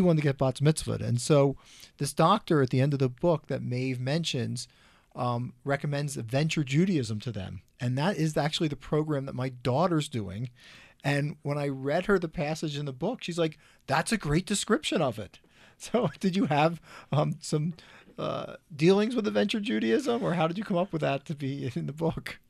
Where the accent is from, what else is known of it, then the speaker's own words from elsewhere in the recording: Philadelphia, Pennsylvania, United States; now in Colorado, United States; I grew up in Philadelphia as well